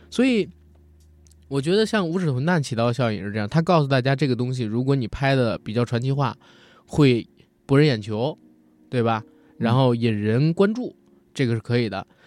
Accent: China; 我是一个中国人

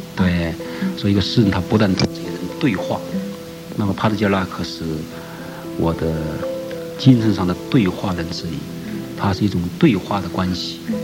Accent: central-southern Hubei, China; also born or lived in Changping, Beijing; now in Beijing, China; 我生活在南方吧，在湖北省中部偏南，从小在南方文化的金润下长大

